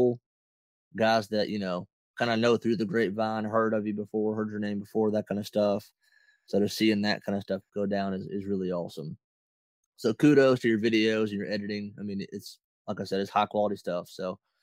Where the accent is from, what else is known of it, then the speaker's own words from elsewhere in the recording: Dahlonega, Georgia, United States; we're both from Dahlonega.